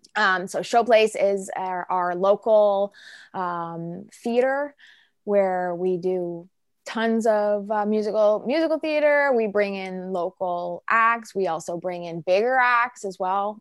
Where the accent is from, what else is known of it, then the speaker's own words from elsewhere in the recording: Peterborough, Ontario, Canada; growing up in Peterborough was awesome